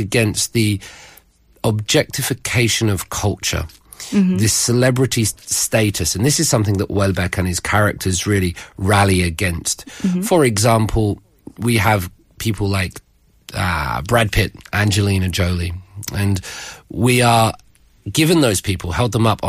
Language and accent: English; Dover, South East England, United Kingdom; from Dover in England, which is about 30 kilometers, 20 miles from France. So from where I grew up and where I live, we see France